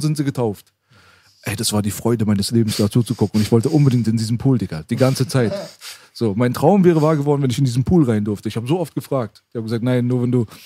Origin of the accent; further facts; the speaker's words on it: Iran; now in Germany; ich bin im Iran geboren, mitten im Krieg